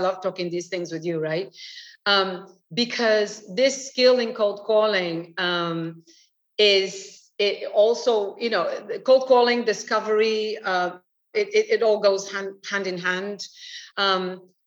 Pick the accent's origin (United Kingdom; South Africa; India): United Kingdom; London; moved away as an adult; now in Portugal; I'm British. I lived 25 years in London. I love London. London is my home